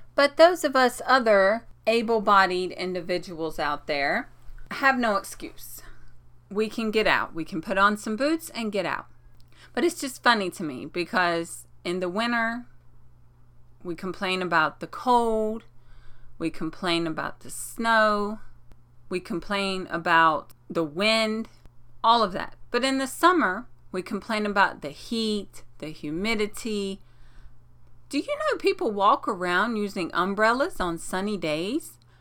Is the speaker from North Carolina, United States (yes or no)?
yes; North Carolina, United States; now in New York, United States; I'm from North Carolina